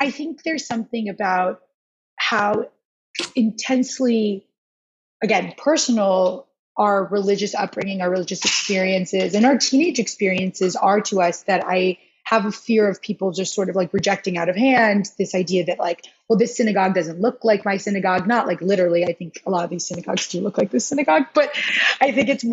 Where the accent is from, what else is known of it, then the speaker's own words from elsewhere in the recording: Rochester, New York, United States; I grew up in Rochester, but I didn't grow up in the more Jewish part of town